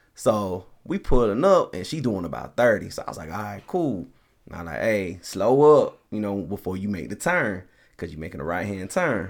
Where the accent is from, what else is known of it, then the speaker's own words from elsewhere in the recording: Colorado, United States; also born or lived in Nashville, Tennessee; lived all my life pretty much in Colorado